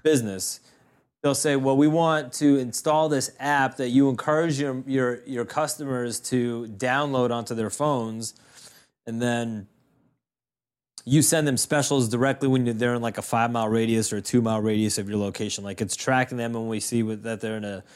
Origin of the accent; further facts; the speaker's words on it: Boston, Massachusetts, United States; people that we grew up with in Boston